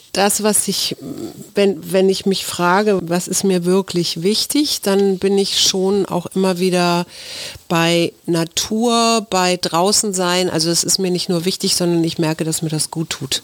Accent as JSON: {"language": "German", "region": "Hamburg", "country": "Germany", "tie": "born or raised there", "moved": "yes", "lives_now": "Berlin, Germany", "said": "Hamburg, was ja meine Heimatstadt ist"}